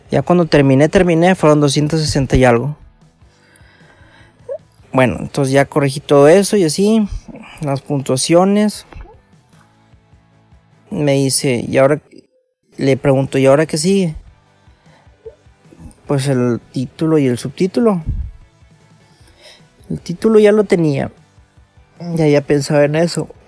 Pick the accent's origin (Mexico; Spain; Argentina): Mexico; Monterrey, Nuevo León; como soy de Monterrey, me encanta mi ciudad y estoy orgulloso de ella.